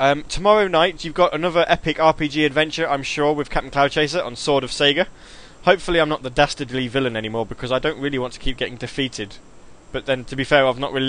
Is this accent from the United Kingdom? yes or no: yes; Midlands, United Kingdom; now in Grantham, United Kingdom; I'm from the Midlands.